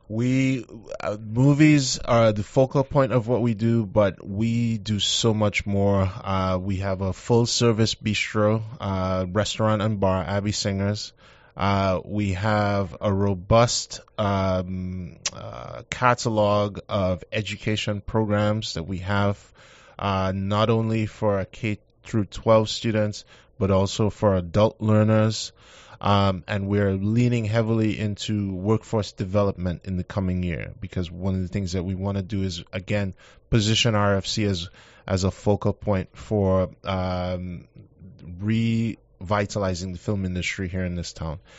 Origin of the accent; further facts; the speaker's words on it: Trinidad & Tobago; moved away as an adult; also born or lived in Baltimore, Maryland / Southwest Virginia; now in Shreveport, United States; I'm from Trinidad and Tobago